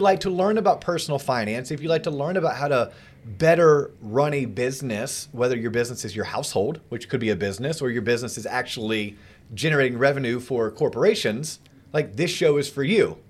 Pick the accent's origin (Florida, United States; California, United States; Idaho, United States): Florida, United States; growing up in Florida.